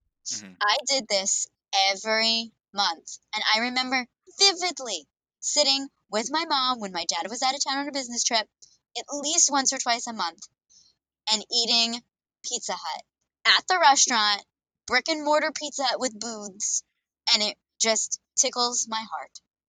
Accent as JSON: {"language": "English", "region": "Ohio", "country": "United States", "tie": "born or raised there", "said": "I grew up in Ohio."}